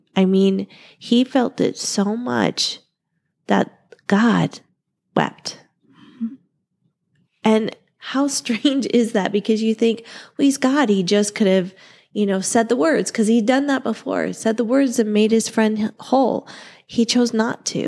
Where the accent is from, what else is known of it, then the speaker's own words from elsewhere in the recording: Ohio, United States; now in Arizona, United States; we're from Ohio